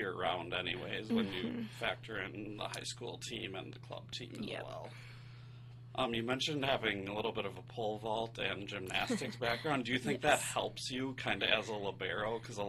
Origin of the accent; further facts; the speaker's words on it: Minneapolis, Minnesota, United States; moved away; I'm from Minneapolis, too